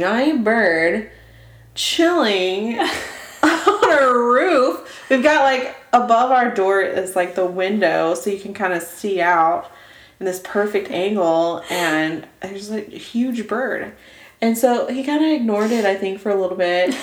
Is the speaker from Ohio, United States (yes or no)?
no; Oklahoma, United States; We're from Oklahoma.